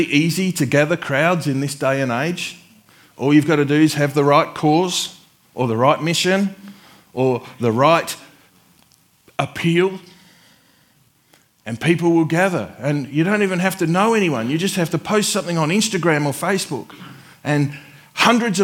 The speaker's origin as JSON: {"language": "English", "town": "Adelaide", "region": "South Australia", "country": "Australia", "moved": "yes", "lives_now": "Warrnambool, Australia", "said": "I'm from Adelaide, where it rains like twice a year"}